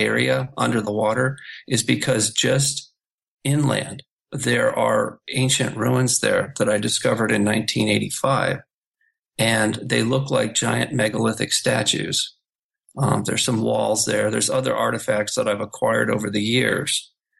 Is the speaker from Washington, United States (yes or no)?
no; Malibu, California, United States; moved away as an adult; also born or lived in Los Angeles, California / South Bay, California; now in Hong Kong; my hometown of Malibu